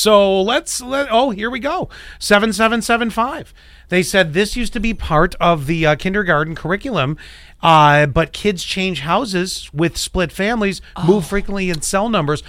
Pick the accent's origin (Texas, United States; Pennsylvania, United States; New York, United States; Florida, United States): New York, United States; Kenmore; moved away; 75 Meadow Lane, Kenmore, New York, 14. I don't remember the zip. It's been a lot of years.